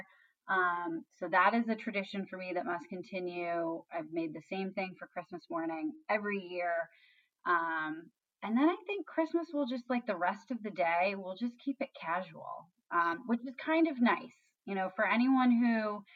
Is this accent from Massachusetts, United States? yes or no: yes; Canton, Massachusetts, United States; I grew up in Canton